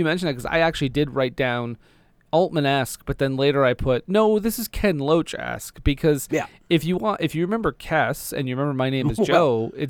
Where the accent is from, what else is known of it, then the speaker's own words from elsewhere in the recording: Ireland; accent: Irish; I don't know where my Irish accent went